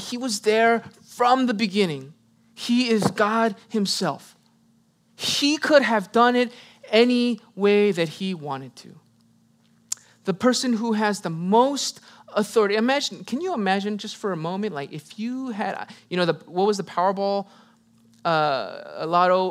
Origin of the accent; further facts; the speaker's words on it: United States; I am Korean American